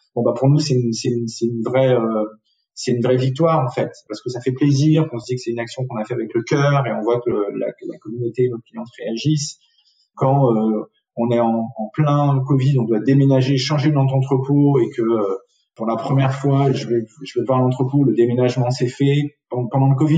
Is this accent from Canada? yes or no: no; south-west France, France; moved away; also born or lived in Tunisia / Paris; J'ai ensuite grandi euh, essentiellement dans le sud-ouest de la France.